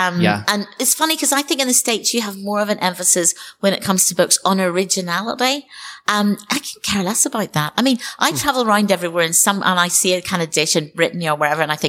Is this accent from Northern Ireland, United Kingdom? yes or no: yes; Northern Ireland, United Kingdom; when I was growing up in Northern Ireland